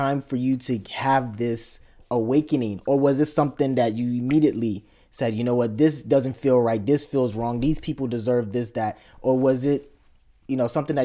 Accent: Chicago, Illinois, United States; growing up in Chicago

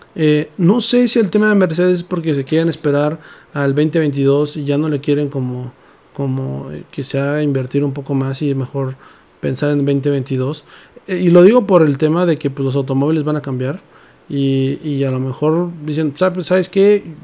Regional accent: Mexico; como mexicanos

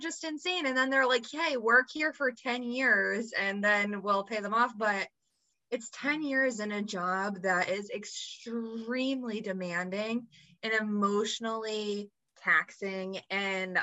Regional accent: United States; I grew up in the United States of America, where we are super focused on what we look like

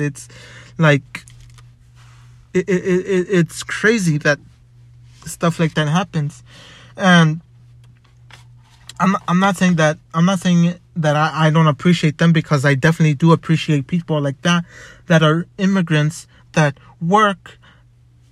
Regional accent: United States; I'm an American. I was born here

